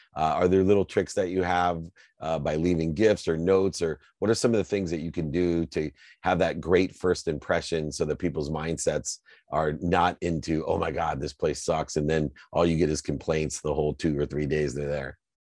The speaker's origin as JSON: {"language": "English", "town": "Akron", "region": "Ohio", "country": "United States", "tie": "born or raised there", "said": "I grew up in Akron, Ohio, hearing from my single mom with six kids"}